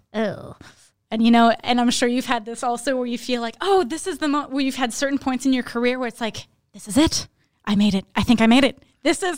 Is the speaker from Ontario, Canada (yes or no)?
no; Laurentians, Quebec, Canada; now in Montreal, Canada; I grew up up north in Laurentians of Quebec